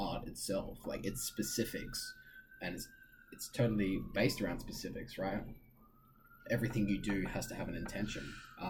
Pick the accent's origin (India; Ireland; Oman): Oman; now in New York, United States; I think I had a mindset coming to New York, just from my own experiences in my hometown in Oman.